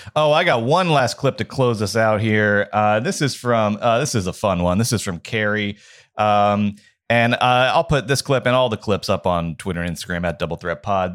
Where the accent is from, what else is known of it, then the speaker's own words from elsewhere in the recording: Georgia, United States; moved away; my home state of Georgia